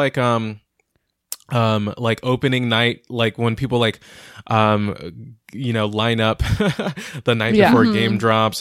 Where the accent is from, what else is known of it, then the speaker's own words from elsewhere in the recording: Inglewood, California, United States; I grew up in Inglewood